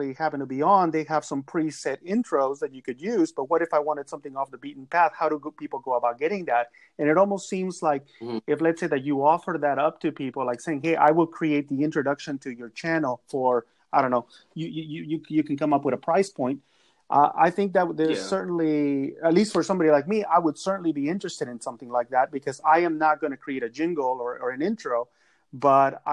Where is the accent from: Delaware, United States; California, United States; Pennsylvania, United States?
California, United States; San Gabriel Valley, Southern; Southern California, near the Pasadena area, if you know where that's at. I'm from the San Gabriel Valley